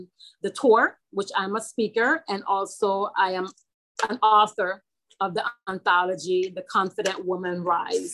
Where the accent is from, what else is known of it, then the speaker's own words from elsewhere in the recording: St. Croix, U.S. Virgin Islands; I'm from St. Croix, United States, Virgin Islands.